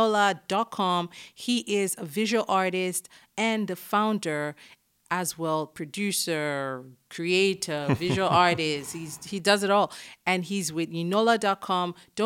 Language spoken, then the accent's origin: English; Ilorin, Kwara, Nigeria; I grew up in Ilorin, yeah.